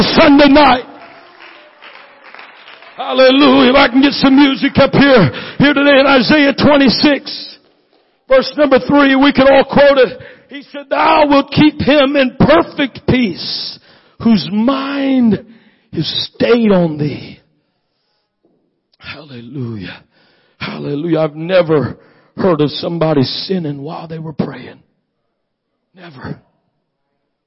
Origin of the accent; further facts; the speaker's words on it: Washington, United States; moved away; That's why I'm a Yankee. Born and raised in Washington